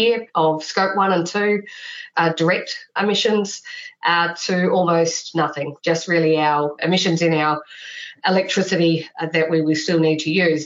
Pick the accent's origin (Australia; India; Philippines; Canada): Australia; moved away as an adult; now in New Zealand; I grew up in Australia, but I have a lot of family here as well